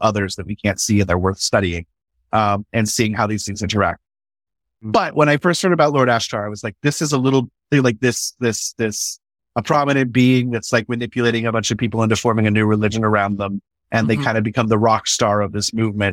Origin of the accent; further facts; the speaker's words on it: California, United States; And this is all in my homeland of California